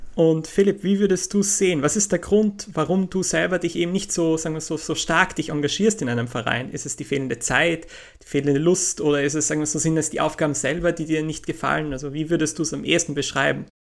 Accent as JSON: {"language": "German", "town": "Graz", "region": "Styria", "country": "Austria", "tie": "born or raised there", "also_born_or_lived": "England", "moved": "as an adult", "said": "in meiner Heimatstadt Graz"}